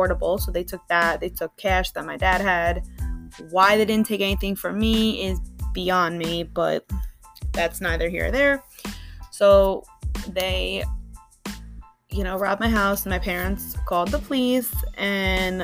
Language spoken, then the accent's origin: English; Long Island, New York, United States; now in New Jersey, United States; I was born and raised in Long Island, New York